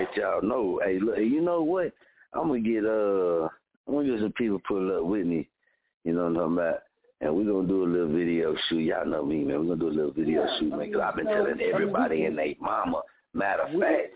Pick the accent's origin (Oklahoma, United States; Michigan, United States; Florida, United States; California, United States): Oklahoma, United States; Muskogee; also born or lived in Wichita; born and raised in Muskogee